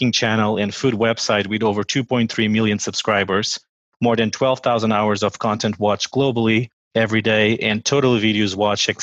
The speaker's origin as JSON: {"language": "English", "country": "Portugal", "also_born_or_lived": "United States", "moved": "as an adult", "lives_now": "Washington, D.C., United States", "said": "I'm originally from Portugal, and I've been living in the United States for the last 9 years"}